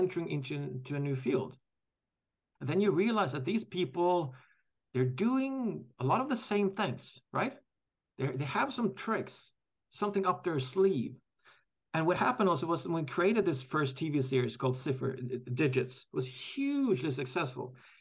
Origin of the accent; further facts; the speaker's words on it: Norway; I'm from Norway